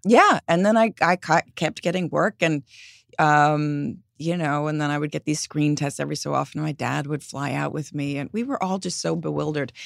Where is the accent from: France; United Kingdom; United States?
United States; New York; growing up in New York